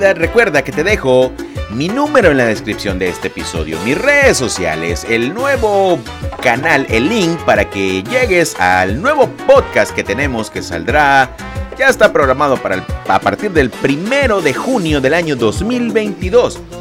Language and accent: Spanish; Lerdo de Tejada, Veracruz, Mexico; now in Veracruz, Mexico; yo soy nacido en Ciudad Lerdo de Tejada, Veracruz, México